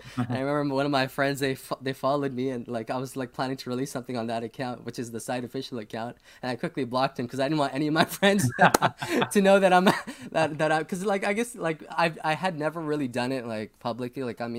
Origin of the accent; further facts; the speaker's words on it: Toronto, Ontario, Canada; now in Thunder Bay, Canada; And so this is when I moved to Thunder Bay, where I'm currently at from Toronto.